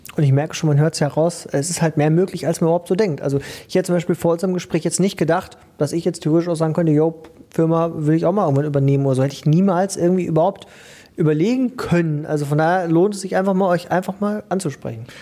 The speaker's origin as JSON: {"language": "German", "area": "Ruhr area", "region": "North Rhine-Westphalia", "country": "Germany", "said": "bei uns im Ruhrgebiet schießen ja im Moment auch die Start-ups wie die Pilze aus dem Boden"}